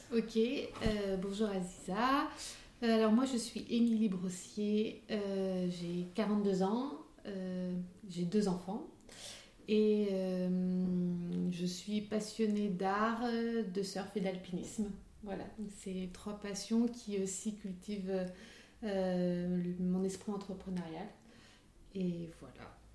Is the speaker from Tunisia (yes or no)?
no; Limousin, Nouvelle-Aquitaine, France; moved away as an adult; also born or lived in Limoges / Paris; je suis du Limousin et pas du Nord